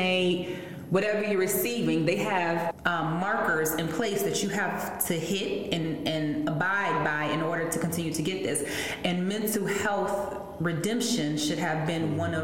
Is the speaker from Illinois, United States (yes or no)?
yes; Chicago, Illinois, United States; I grew up on the outskirts of Chicago in the west suburbs. So I've always been connected to the city, but I was born in Chicago